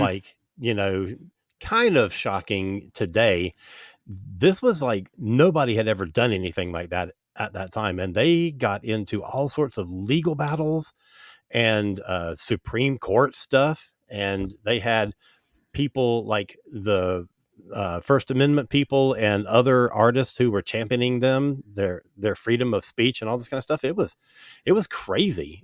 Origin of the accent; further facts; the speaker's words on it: Central Florida, United States; I grew up in Central Florida